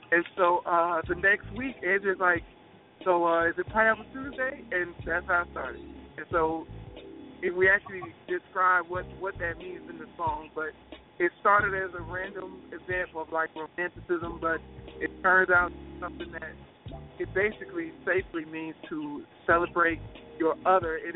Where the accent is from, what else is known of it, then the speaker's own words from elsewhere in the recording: Gary, Indiana, United States; I'm from I'm from Gary, Indiana